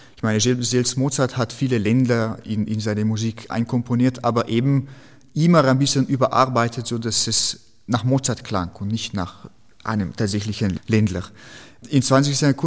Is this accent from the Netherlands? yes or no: no; Slovenia; German is a second language; moved away; in Slowenien, wo ich herkomme